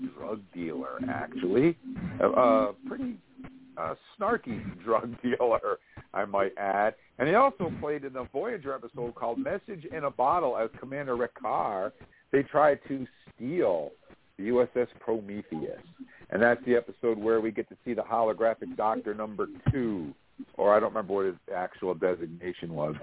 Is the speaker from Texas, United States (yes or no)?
no; Vermont, United States; I was just some redneck hick from Vermont